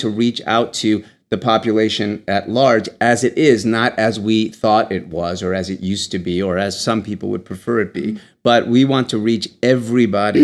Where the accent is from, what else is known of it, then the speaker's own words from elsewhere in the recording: Michigan, United States; moved away; Michigan happens to be my home state